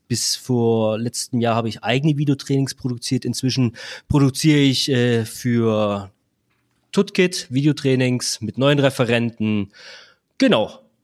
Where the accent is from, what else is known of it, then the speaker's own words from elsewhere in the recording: Black Forest, Baden-Württemberg, Germany; Ich komme aus dem Schwarzwald